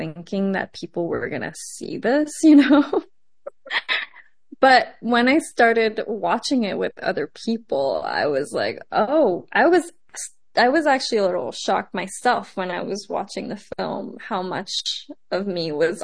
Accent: Montreal, Quebec, Canada; also born or lived in Taiwan; I am an immigrant. I was born in Taiwan and moved to Montreal very young

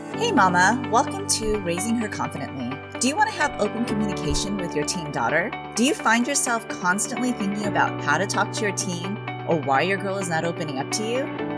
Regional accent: Philippines; moved away; how we grew up back in the Philippines

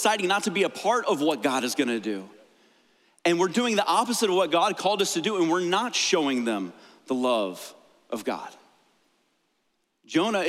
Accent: United States; I absolutely love being an American.

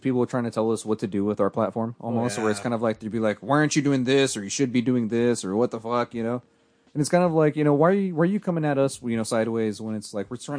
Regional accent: San Jose, California, United States; hey, I'm a Southside kid. You know, I'm the only one that's got to represent.

